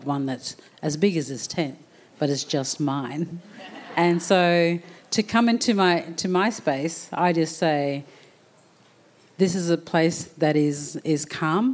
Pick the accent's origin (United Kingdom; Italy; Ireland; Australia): Australia; Townsville, Queensland; also born or lived in Murray Island; I was born in Townsville, but my family come from Murray Island.